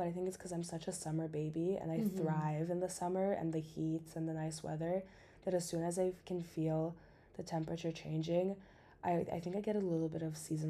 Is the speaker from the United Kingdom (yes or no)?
no; Canada; also born or lived in Eastern Europe (family); now in Amsterdam, Netherlands; But I grew up in Canada, but because we come from like Eastern Europe, we never celebrated it.